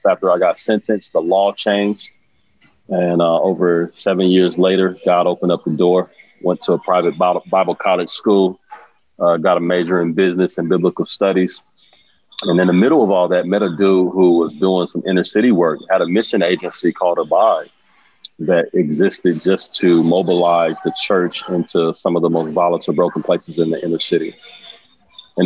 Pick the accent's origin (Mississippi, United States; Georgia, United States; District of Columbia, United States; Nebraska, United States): Nebraska, United States; Omaha; I grew up in Omaha and grew up in the hood, in poverty